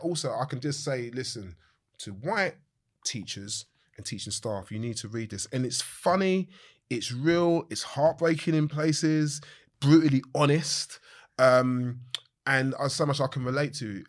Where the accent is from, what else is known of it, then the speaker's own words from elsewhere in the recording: London, United Kingdom; I grew up more southeast